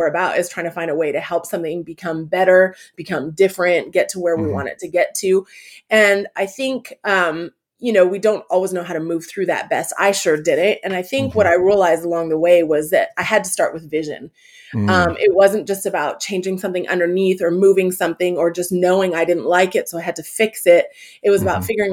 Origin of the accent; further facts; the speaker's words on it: Canada; also born or lived in California; now in Atlanta, United States; I grew up in Canada